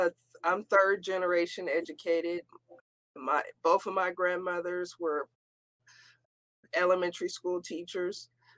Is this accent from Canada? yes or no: no; the South, United States; And then also being a Southerner, I bring a different twist coming to the North